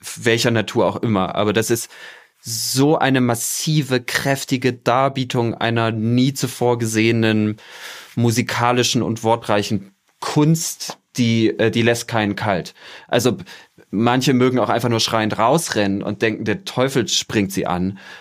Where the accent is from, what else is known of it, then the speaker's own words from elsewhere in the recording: Germany; moved away as an adult; also born or lived in southern Mexico; now in Mexico; meine Kindheit und Jugend in der DDR